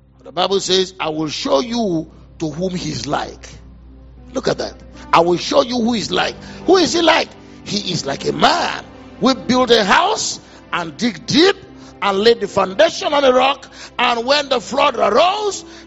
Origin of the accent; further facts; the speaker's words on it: Offa, Kwara, Nigeria; we're from Ofa.